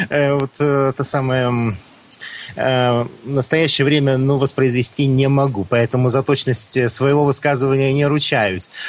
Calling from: Novosibirsk, Novosibirsk Oblast, Russia; Э, я из Новосибирска.

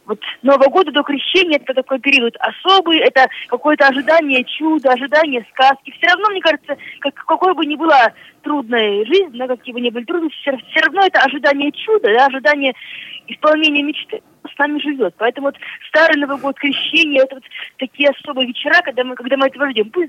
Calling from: Smolensk, Smolensk Oblast, Russia; я звоню вам из Смоленска.

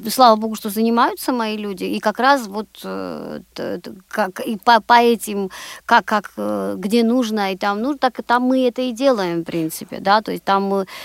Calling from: Moscow, Russia; Да, я звоню из Москвы

